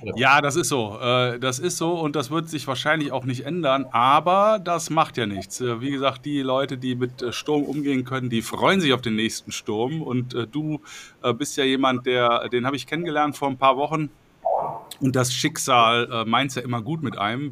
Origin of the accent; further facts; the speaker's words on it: Cologne, North Rhine-Westphalia, Germany; moved away; in meiner alten Heimat in Köln